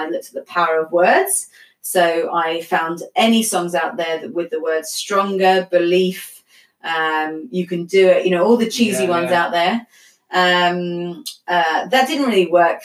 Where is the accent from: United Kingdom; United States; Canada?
United Kingdom; London; I'm from London.